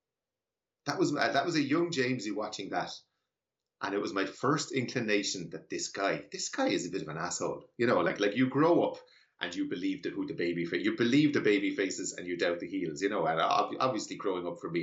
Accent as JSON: {"language": "English", "country": "Ireland", "said": "Ireland in particular, where I'm from, I'm sure your listeners will have guessed from my accent that I'm Irish"}